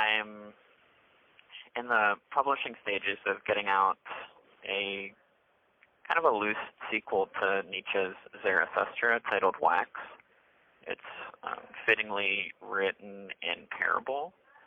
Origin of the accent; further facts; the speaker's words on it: Broward County, Florida, United States; moved away as an adult; also born or lived in Portland, Oregon; now in Wilsonville, United States; I'm originally from Broward County, Florida.